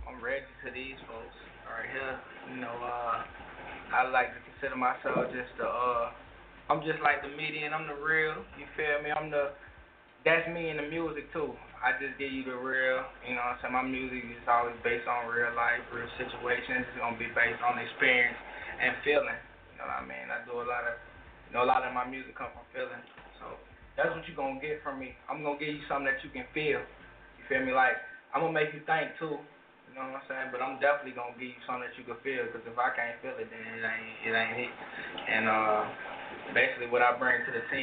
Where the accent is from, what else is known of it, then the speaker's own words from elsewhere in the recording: Tuskegee, Alabama, United States; I'm from Tuskegee, Alabama